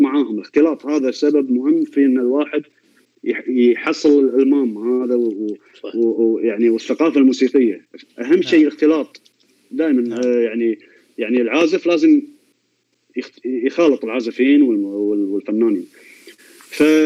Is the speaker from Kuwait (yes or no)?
yes; Kuwait; عندنا بالكويت